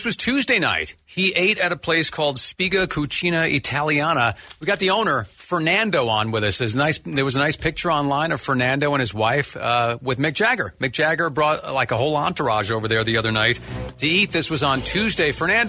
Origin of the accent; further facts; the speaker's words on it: Ireland; I'm Irish.